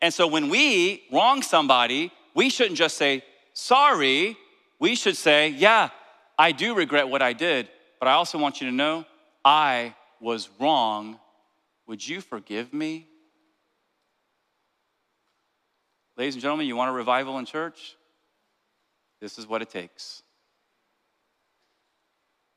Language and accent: English; New Jersey, United States; I'm from Jersey